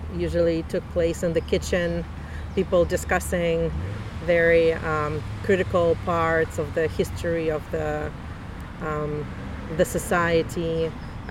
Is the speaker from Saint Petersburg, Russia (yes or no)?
yes; Saint Petersburg, Russia; English is a second language; moved away as an adult; now in Canada; I was born in the Russia, then Soviet Union, in a city called Leningrad.